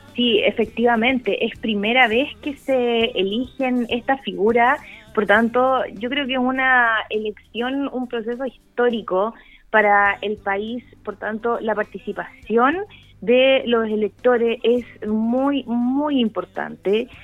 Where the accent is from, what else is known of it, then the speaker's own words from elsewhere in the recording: Parral, Maule, Chile; También tengo un fuerte arraigo con Maule Sur, yo soy de Parral